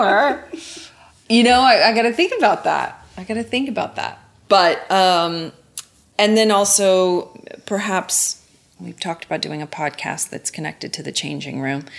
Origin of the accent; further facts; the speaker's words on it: Oklahoma, United States; I'm from Oklahoma and I grew up in nature.